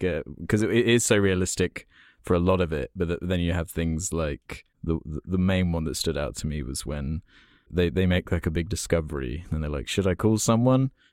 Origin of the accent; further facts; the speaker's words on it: United Kingdom; I obviously am British